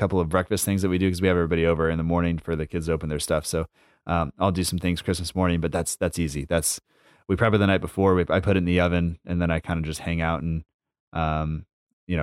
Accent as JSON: {"language": "English", "country": "United States", "said": "as an American"}